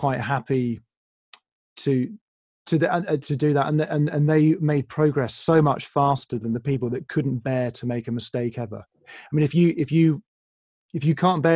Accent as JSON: {"language": "English", "region": "England", "country": "United Kingdom", "said": "I'm English."}